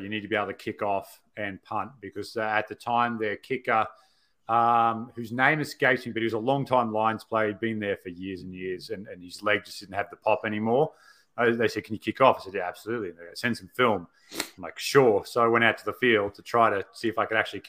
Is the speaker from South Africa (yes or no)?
no; Australia; growing up in Australia